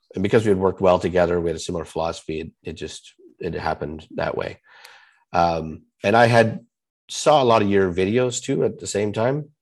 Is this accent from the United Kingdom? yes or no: no; Canada; I'm Canadian